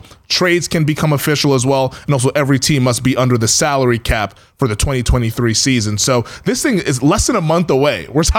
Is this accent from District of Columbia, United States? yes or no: yes; Washington, District of Columbia, United States; I'll tune in there to see my hometown.